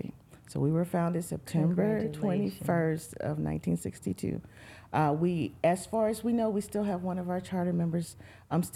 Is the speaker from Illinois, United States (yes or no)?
yes; East St. Louis, Illinois, United States; moved away; we grew up in East St. Louis